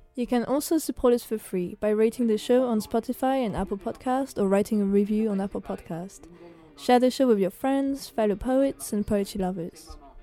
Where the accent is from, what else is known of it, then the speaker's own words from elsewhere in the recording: France; now in United Kingdom; being white, being French